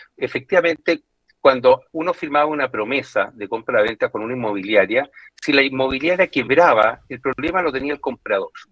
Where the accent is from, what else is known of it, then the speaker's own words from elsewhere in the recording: Chile; todos nosotros como chilenos